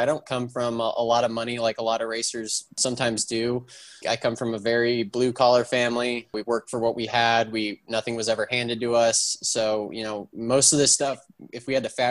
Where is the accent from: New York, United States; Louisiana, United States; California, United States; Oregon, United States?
California, United States; I'm from California originally, and I grew up 10 minutes away from Willow Springs Raceway, which is a historic facility in the West Coast, closest racetrack